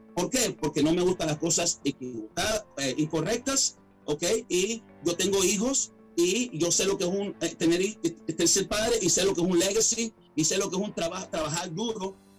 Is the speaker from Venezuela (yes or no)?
yes; Caracas, Capital District, Venezuela; also born or lived in Miami, United States / Atlanta, United States; now in United States; una humilde persona venezolano, nací en Caracas, Venezuela. Inmigré eh, emigré aquí a muy joven a los Estados Unidos